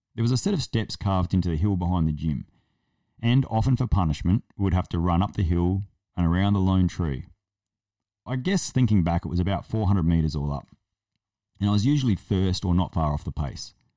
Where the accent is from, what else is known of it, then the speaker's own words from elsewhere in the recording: South Australia, Australia; I'm from South Australia and we're not convicts